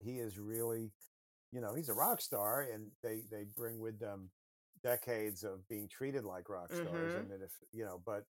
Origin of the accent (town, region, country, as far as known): United States